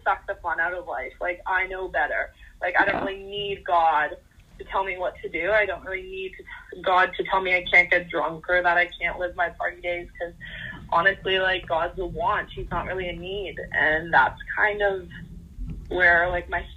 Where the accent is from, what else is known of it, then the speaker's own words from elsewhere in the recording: Canada; I am 19 years old and I'm from Canada